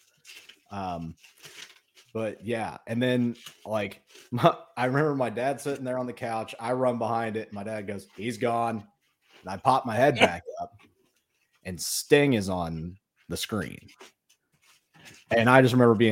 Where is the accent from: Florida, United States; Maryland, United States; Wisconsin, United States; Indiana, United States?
Indiana, United States; Indianapolis; I grew up in Indianapolis